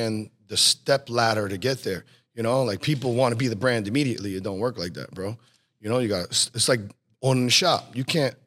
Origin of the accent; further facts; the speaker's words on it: New Jersey, United States; also born or lived in Pennsylvania; I was born in PA. I moved to Jersey when I was 3, and I was pretty much raised in Jersey all my life.